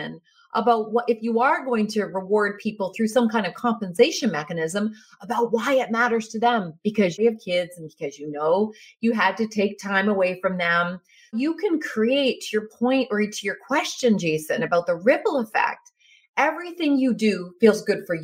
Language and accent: English; Canada; being Canadian, we're humble people